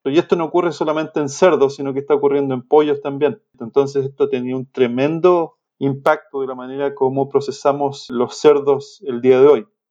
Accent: Chile; moved away as an adult; also born or lived in Illinois, United States / Kansas, United States; Soy, soy de origen chileno, estudié agronomía

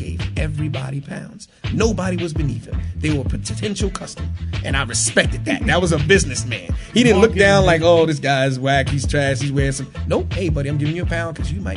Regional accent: New York City, New York, United States; I grew up in the Bronx and in Harlem.

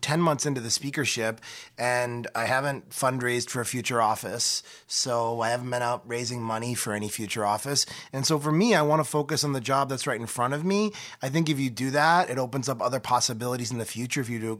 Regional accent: New York, United States; I'm a New Yorker

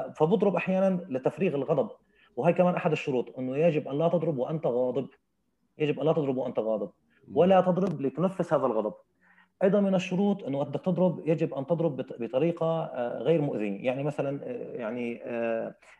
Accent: Syria; accent: Syrian; بلهجتنا السوريه

